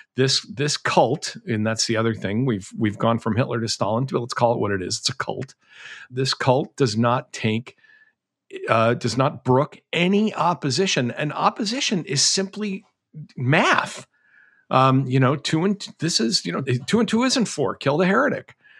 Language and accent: English; Massachusetts, United States; when I was a kid growing up in Massachusetts